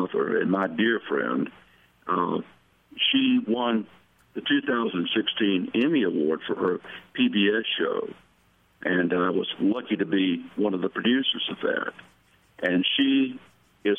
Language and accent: English; Atlanta, Georgia, United States; my hometown of Atlanta